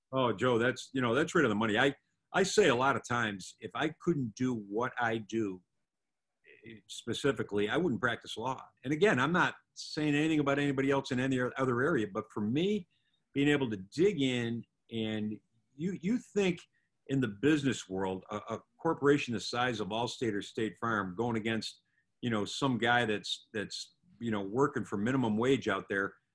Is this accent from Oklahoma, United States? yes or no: no; Buffalo, New York, United States; also born or lived in Atlanta, Georgia / Orlando, Florida; now in Southwest Florida, United States; I'm from Buffalo, New York originally